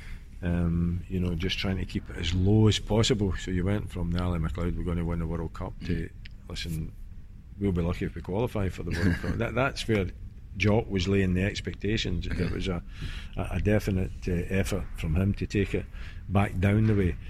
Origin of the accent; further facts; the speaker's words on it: Scotland, United Kingdom; being Scottish